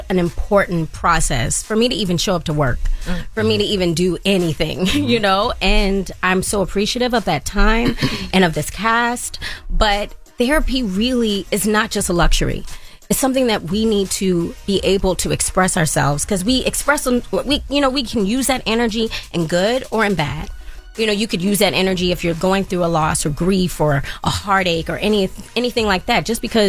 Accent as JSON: {"language": "English", "town": "Baltimore", "region": "Maryland", "country": "United States", "said": "I'm from Baltimore, so I was able to catch a train back and forth every weekend in between"}